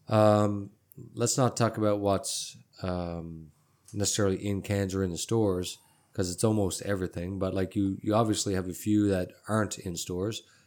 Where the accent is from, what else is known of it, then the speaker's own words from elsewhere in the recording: Newfoundland and Labrador, Canada; now in Texas, United States; I'm from Canada, I said that, but I'm from a place called Newfoundland and Labrador.